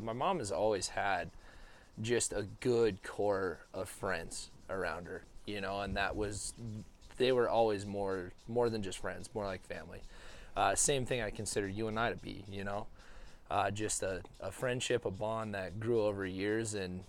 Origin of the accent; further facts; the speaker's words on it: Ronan, Montana, United States; born there; I was born in Ronan, Montana. But we were a little bit of nomads after that.